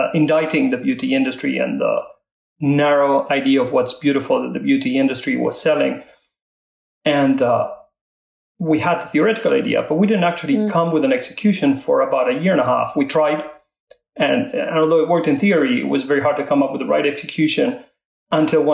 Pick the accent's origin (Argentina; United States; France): Argentina; moved away as an adult; also born or lived in London; I was born in Argentina, grew up there.